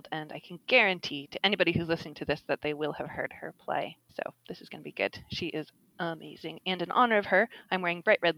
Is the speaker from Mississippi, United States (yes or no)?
no; Vermont, United States; now in Edinburgh, United Kingdom; I'm from Vermont, and I also live in Edinburgh, about a mile away from Sophie's house.